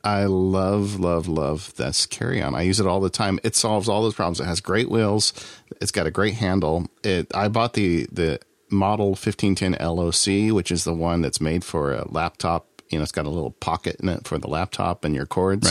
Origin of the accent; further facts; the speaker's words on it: Southern California, United States; I'm from Southern California